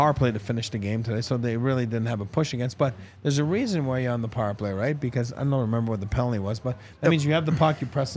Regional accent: Laval, Quebec, Canada; moved away; I'm from Laval, which is a suburb out of Montreal

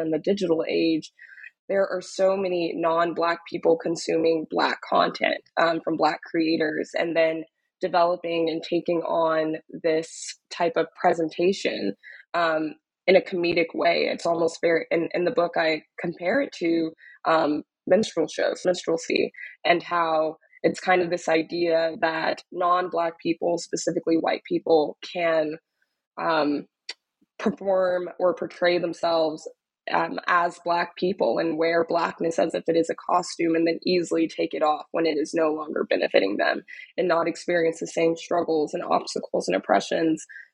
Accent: Dallas, Texas, United States; moved away as an adult; also born or lived in Austin, Texas; now in New York, United States; I'm originally from Dallas, Texas, was born and raised in Dallas

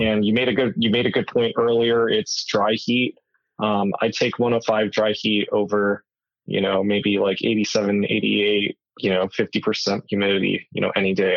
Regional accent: Tucson, Arizona, United States; born and raised in Tucson, Arizona

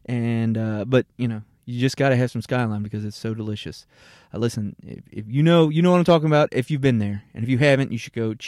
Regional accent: Kentucky, United States; I'm from Northern Kentucky. It's basically like I'm going home.

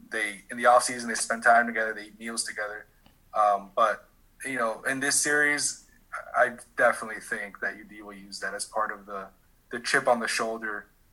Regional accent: Miami, Florida, United States; I grew up in Miami

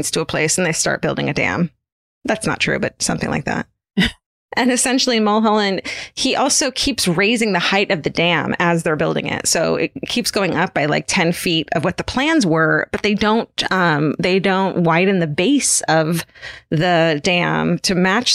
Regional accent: Orange County, California, United States; I grew up in Orange County

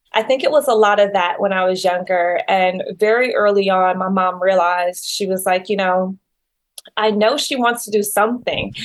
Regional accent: Detroit, Michigan, United States; I grew up in Detroit, Michigan

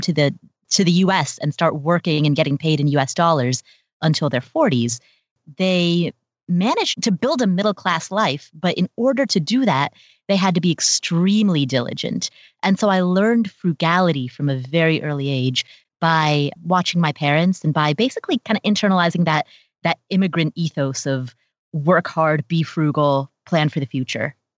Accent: Cincinnati, Ohio, United States; also born or lived in Kathmandu, Nepal; I grew up in Cincinnati, Ohio

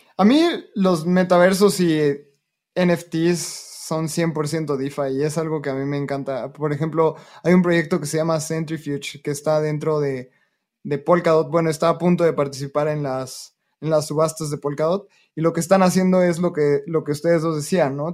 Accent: Mexico; nací en México

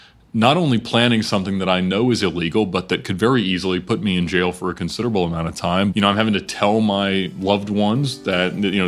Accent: Atlanta, Georgia, United States; I grew up here in Atlanta.

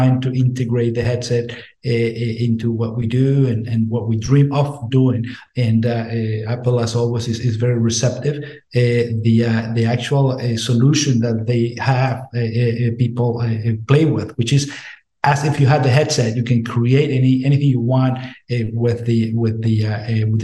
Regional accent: Venezuela; moved away as an adult; now in United States; I'm from Venezuela. I went to med school in Venezuela, and I came to the States as a foreign medical grad

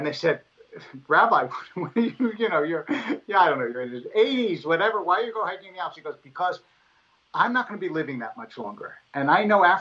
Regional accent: Harrisburg, Pennsylvania, United States; I was born in Harrisburg.

